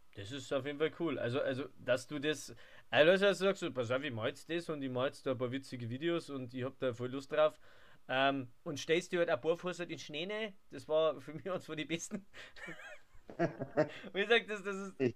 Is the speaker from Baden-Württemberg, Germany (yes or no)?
no; Hepberg, Bavaria, Germany; ich komme von Heppberg, das ist bei Ingolstadt